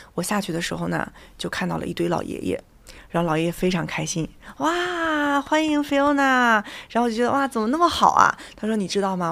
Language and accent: Chinese; Jinan, Shandong, China; moved away as an adult; also born or lived in London, United Kingdom / Nottingham, United Kingdom; 我从小就在济南老东门儿讲价长大的